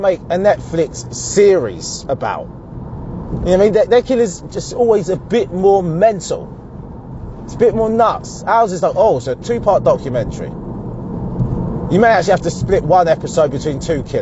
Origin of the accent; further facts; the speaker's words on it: Essex, East of England, United Kingdom; I'm from Essex.